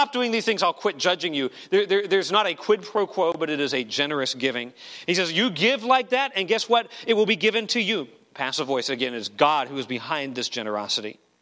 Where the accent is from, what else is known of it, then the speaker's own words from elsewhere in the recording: Arizona, United States; I grew up in Arizona, and in the mountains behind our house, there are abandoned mine shafts all over the place